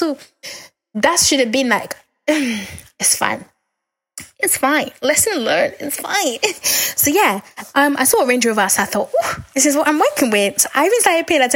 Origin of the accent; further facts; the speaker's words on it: Nigeria; We're both Nigerian